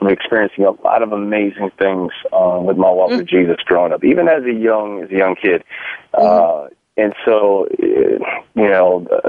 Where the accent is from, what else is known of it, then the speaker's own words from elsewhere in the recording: Long Beach, California, United States; born there; also born or lived in Europe; I was born in Long Beach, California, but my my dad was in the military, and U.S. Army, 21 years, retired, and we did a lot of traveling growing up